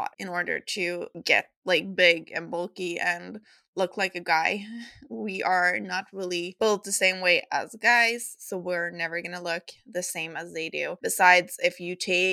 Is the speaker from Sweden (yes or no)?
yes; Sweden; accent: Swedish; English is a second language